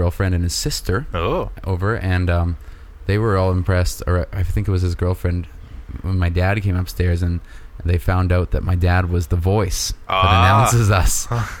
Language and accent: English; Kelowna, British Columbia, Canada; moved away; I visited my hometown of Kelowna, British Columbia.